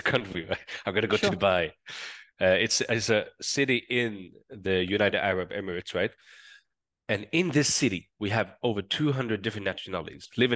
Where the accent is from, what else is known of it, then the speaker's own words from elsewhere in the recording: southern Sweden, Sweden; accent: southern Swedish; first language Swedish Sign Language; English is a second language; I'm from Sweden.